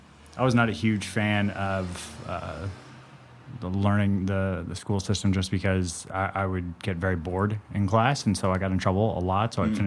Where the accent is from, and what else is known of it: Santa Monica, California, United States; born or raised there